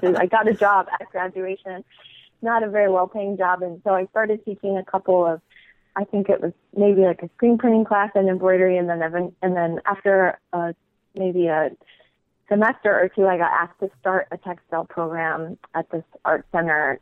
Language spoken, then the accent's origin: English; Pentwater, Michigan, United States; moved away as an adult; also born or lived in Iowa / Chicago; I'm from West Michigan, from a really small town called Pentwater